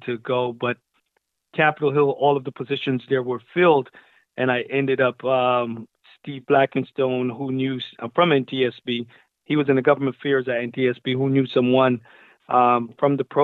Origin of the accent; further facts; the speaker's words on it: Barbados; moved away; also born or lived in Brooklyn, New York, United States / California, United States; I'm originally from Barbados, and I migrated to Brooklyn, New York with my mother in 1986